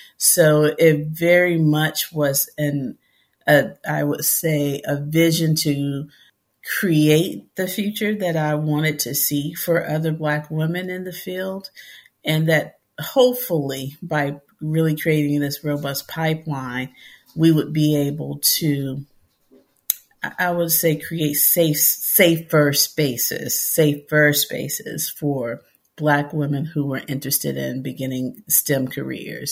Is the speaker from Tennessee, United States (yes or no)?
yes; Memphis, Tennessee, United States; growing up in Memphis, Tennessee, in the city